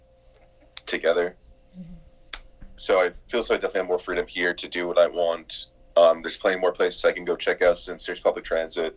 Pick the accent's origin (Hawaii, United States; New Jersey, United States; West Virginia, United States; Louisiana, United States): New Jersey, United States; moved away as an adult; now in Canada; I'm from New Jersey